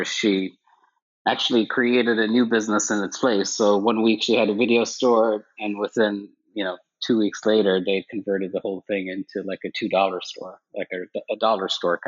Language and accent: English; Ireland; moved away as an adult; also born or lived in Connecticut, United States; now in United States; I grew up in Ireland, actually, and moved to the States in my early 20s